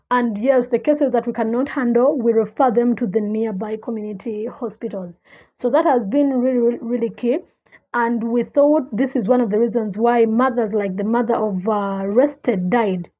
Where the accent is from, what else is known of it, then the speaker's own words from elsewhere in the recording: Kampala, Central Region, Uganda; I grew up in Kabalagala, the biggest red light district in Uganda.